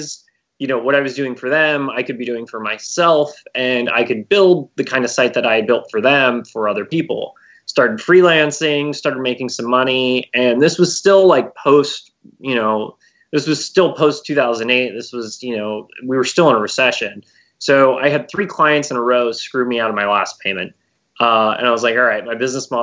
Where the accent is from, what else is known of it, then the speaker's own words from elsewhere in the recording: Bay Area, California, United States; I'm born and raised in the Bay Area